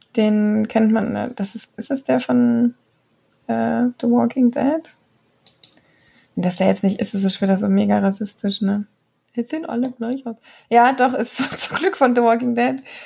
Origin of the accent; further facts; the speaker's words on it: Germany; now in Belgium; Und Flämisch kann man tatsächlich als Deutscher ziemlich gut lesen